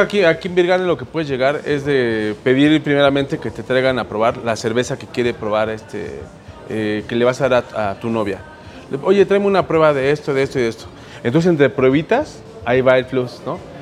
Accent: Mexico; como mexicanos

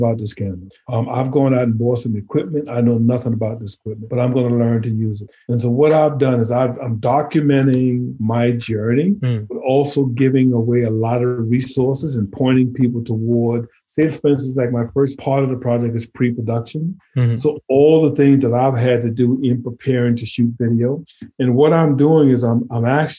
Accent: St. Matthews, South Carolina, United States; moved away; I'm from a town called St. Matthew, South Carolina.

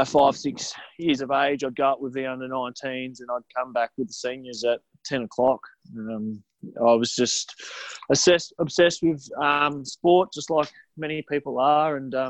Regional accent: Wynyard, Tasmania, Australia; moved away; I was from the North West Coast where I left the North West Coast.

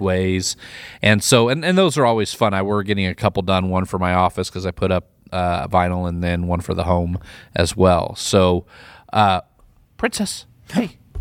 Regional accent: Midwest, United States; moved away; I'm from the Midwest as well

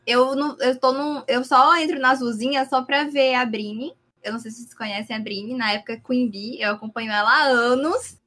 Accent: Paraíba, Brazil; eu sou da Paraíba

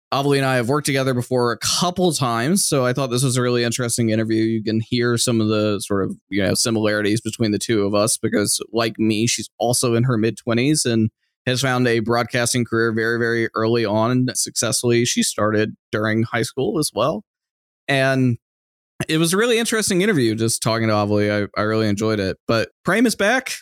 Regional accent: Austin, Texas, United States; my hometown of Austin

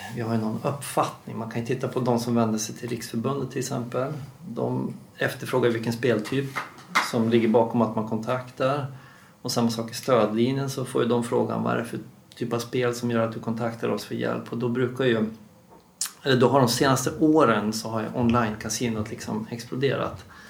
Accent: Dalarna County, Sweden; moved away; jobbar jag också med implementering uppe i min, mina hemtrakter då, i Dalarna

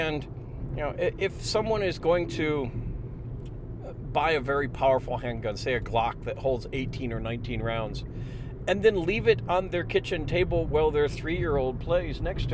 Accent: United States; as an American

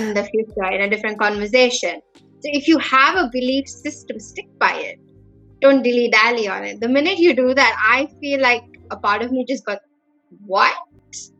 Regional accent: India; as an Indian kid

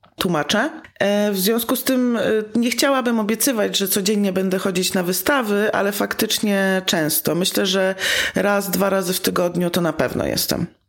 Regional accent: Warsaw, Masovian Voivodeship, Poland; jestem z Warszawy

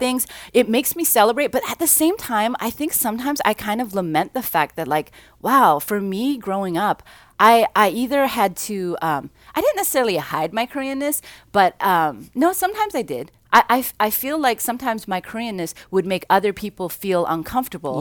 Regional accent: Vancouver, British Columbia, Canada; also born or lived in South Central, Los Angeles; now in Long Beach, United States; I grew up in Vancouver

